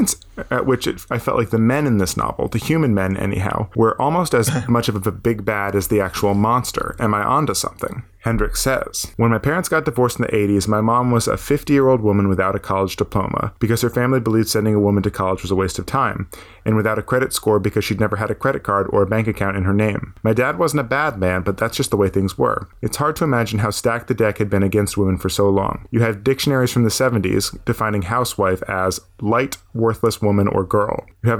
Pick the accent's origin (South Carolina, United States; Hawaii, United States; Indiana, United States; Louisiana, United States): South Carolina, United States; Charleston; I grew up in Charleston, and that world can sometimes seem over the top